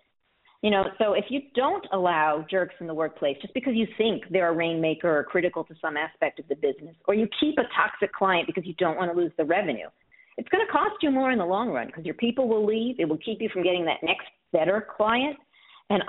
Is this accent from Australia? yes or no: no; New York City, New York, United States; moved away as an adult; now in Miami, United States; I grew up in the Bronx